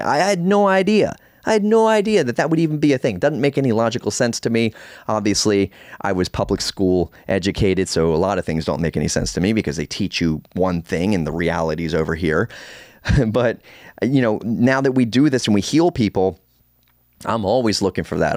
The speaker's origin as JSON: {"language": "English", "town": "Baltimore", "region": "Maryland", "country": "United States", "tie": "born or raised there", "said": "I was born in Baltimore"}